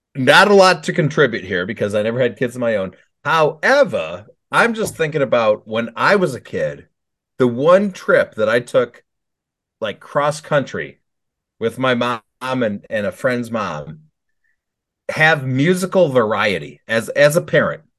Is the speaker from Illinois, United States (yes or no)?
yes; Chicago suburbs, Illinois, United States; I grew up in Chicago Burbs